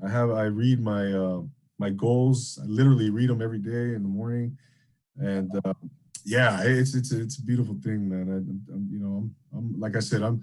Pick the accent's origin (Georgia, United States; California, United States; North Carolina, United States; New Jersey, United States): California, United States; Rancho Cucamonga; I grew up in Inland Empire, Rancho Cucamonga, not too far from Temecula